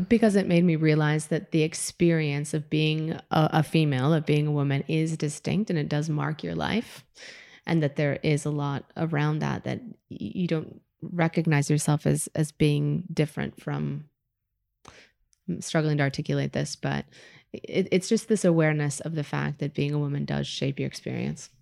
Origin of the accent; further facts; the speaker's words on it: Midwest, United States; moved away as an adult; now in Spain; growing up in the Midwest, you know, my parents could not be more white, more Midwestern, more, like, Wisconsin